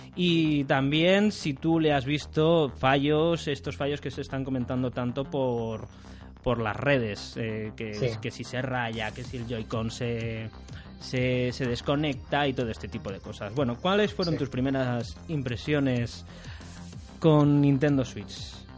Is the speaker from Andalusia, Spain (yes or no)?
no; Alicante, Valencian Community, Spain; soy de Alicante